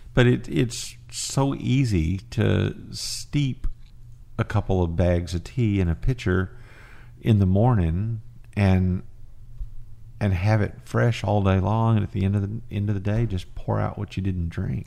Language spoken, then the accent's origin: English; Fort Worth, Texas, United States; I grew up in Fort Worth